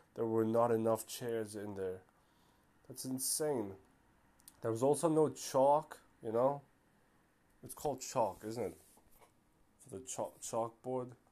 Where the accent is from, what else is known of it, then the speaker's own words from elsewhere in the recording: Germany; born and raised, you know, uh, born in Germany, um, mother Turkish, father Moroccan